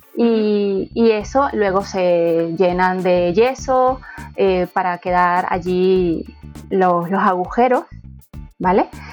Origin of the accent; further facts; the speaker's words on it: Venezuela; accent: Venezuelan; now in Madrid, Spain; mi acento es latino, mi acento es venezolano